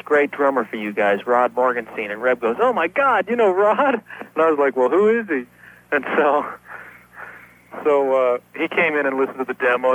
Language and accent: English; Denver, Colorado, United States; moved away; I grew up in Denver, and my parents had a band